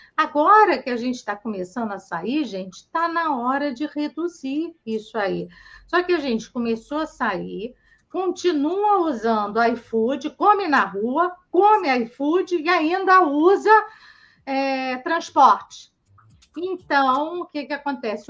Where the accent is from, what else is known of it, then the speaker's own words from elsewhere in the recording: Brazil; a gente é brasileiro